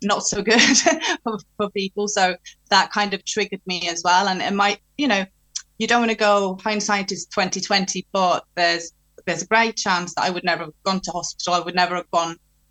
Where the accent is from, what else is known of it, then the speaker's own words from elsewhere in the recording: Norway; also born or lived in England; now in United Kingdom; I'm from Norway. So when I'm in Norway, I talk to her in Norwegian.